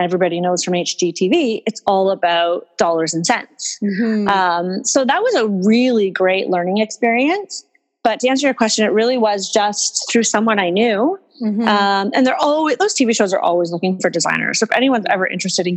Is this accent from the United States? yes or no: no; Toronto, Ontario, Canada; moved away as an adult; also born or lived in Montreal / Spain / Vancouver; I am originally from Toronto, but after I graduated high school, I was like, get me out of here.